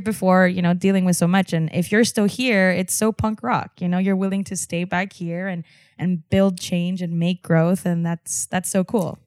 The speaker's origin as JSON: {"language": "English", "region": "Texas border", "country": "United States", "said": "being on la frontera and looking the way that I look, white passing, and being a fusion of, of what that was, right? I'm Mexican, I'm American, I'm Texan"}